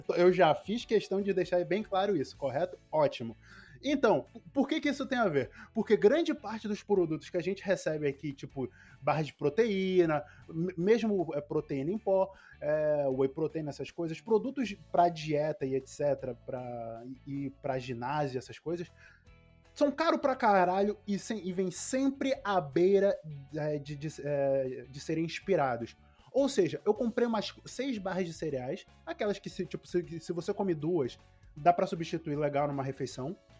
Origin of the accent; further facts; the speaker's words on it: Angola; also born or lived in France; eu, estava em África, fui pra Europa, voltei pra África